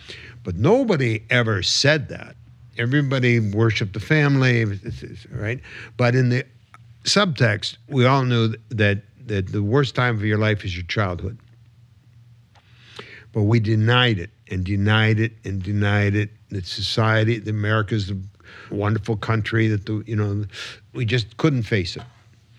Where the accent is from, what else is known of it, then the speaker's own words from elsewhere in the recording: Michigan, United States; we're both from Michigan, and so is Michael Moore, right?